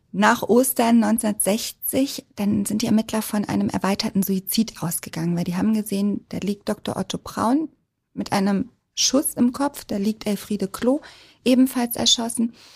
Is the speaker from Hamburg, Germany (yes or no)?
yes; Hamburg, Germany; also born or lived in Munich / Berlin; als Hamburgerin sind wir alle HSV-Fans